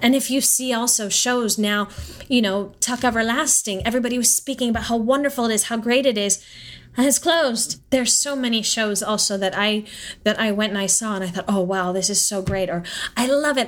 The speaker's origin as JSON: {"language": "English", "region": "Southern California", "country": "United States", "tie": "born or raised there", "also_born_or_lived": "Stuttgart, Germany / New York", "moved": "yes", "said": "I grew up in Southern California"}